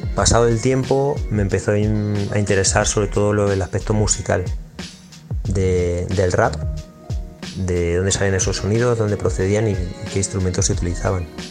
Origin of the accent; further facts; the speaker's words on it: Puertollano, Castilla-La Mancha, Spain; soy independiente underground de Puerto Llano, al que represento y estoy súper orgulloso de pertenecer